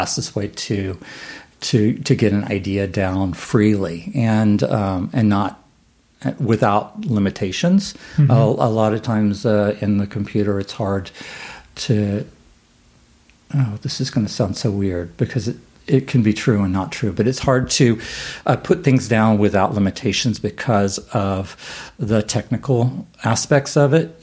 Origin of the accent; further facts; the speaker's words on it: Houston, Texas, United States; I grew up in Houston